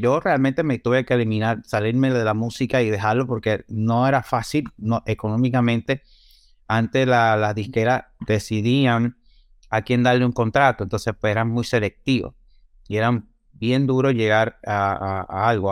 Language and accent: Spanish; Santiago de los Caballeros, Santiago, Dominican Republic; now in United States; yo soy natural de la República Dominicana, nací en Santiago.